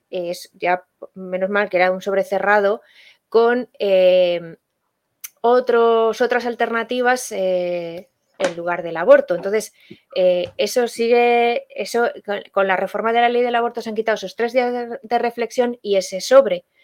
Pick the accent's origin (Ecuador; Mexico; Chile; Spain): Spain; Valladolid, Castile and León; Yo, yo soy de Valladolid, vamos, que eh, esa, comunidad Castilla y León que tiene muchas provincias está en el centro de España y, de la que se habla poco a nivel nacional.